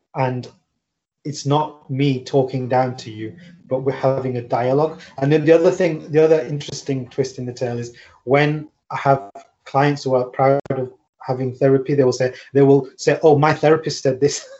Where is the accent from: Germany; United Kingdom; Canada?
United Kingdom; I'm born and bred in the UK, but I mean I'm I'm of like South Asian descent